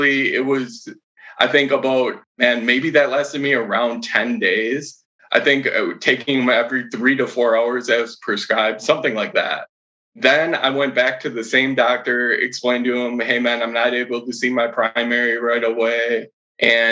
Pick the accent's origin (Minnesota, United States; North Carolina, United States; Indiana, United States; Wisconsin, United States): Wisconsin, United States; Madison; I'm from Madison, Wisconsin.